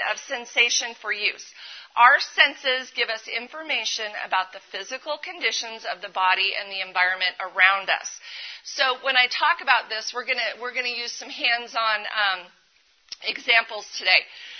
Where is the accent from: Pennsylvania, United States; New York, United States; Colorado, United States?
Colorado, United States; I am from Colorado